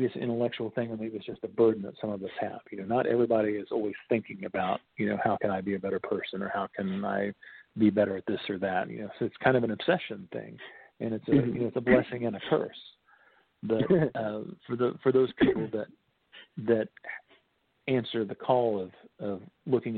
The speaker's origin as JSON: {"language": "English", "town": "Bluebell", "region": "Oklahoma", "country": "United States", "tie": "born or raised there", "said": "I'm from Bluebell, Oklahoma, technically"}